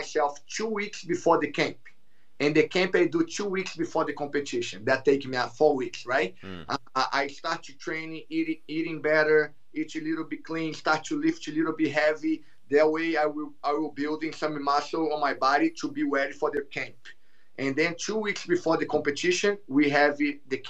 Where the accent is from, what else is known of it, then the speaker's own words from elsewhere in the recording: Rio de Janeiro, Brazil; first language Portuguese; English is a second language; moved away as an adult; also born or lived in Connecticut, United States; now in Texas, United States; I'm from Rio de Janeiro